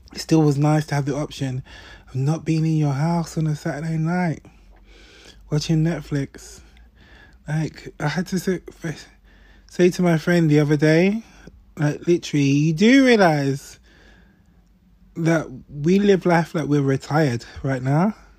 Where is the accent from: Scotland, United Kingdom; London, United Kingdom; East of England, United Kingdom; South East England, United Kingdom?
London, United Kingdom; a Londoner